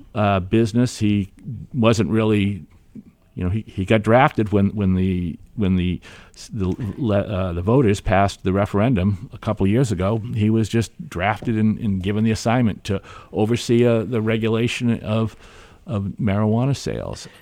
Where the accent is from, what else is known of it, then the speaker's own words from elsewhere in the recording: Hampton, New Hampshire, United States; I grew up in Hampton, and I grew up in a dry town.